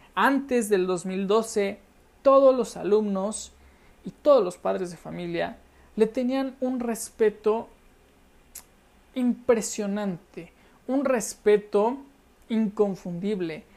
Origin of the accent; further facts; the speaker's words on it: Mexico; los mexicanos, antes de que existiera el Internet, lo único que veíamos era la televisión mexicana